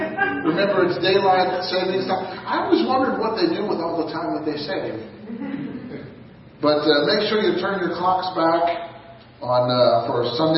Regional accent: United States; glad that I'm an American.

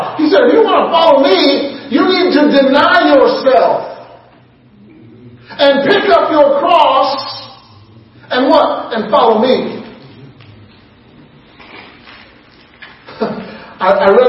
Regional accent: Illinois, United States; moved away as an adult; also born or lived in Oklahoma / Cleveland, Tennessee / Tennessee; now in Palmyra, United States; I grew up in Illinois.

